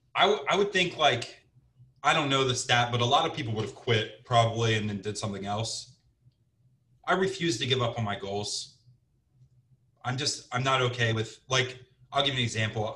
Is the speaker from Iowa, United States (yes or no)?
no; Cincinnati, Ohio, United States; moved away as an adult; also born or lived in Scottsdale, Arizona / Portland, Oregon / New Jersey; I'm from Cincinnati, Ohio, originally